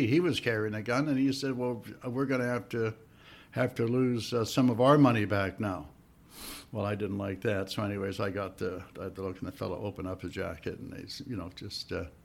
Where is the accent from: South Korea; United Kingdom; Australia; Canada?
Canada; Victoria, British Columbia; also born or lived in San Francisco; I'm from the West Coast, Victoria, BC